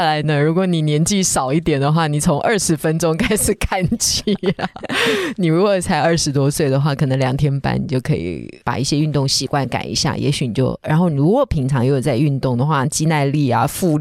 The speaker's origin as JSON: {"language": "Chinese", "country": "Taiwan", "said": "我们台湾人"}